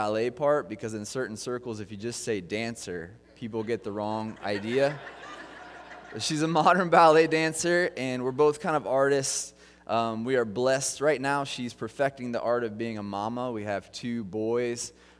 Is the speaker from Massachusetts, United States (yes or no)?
no; Kansas City, Missouri, United States; now in Ohio, United States; like Aaron said … I come from Kansas City, so I'm not from Ohio now. So you can, I'm a huge Chiefs fan.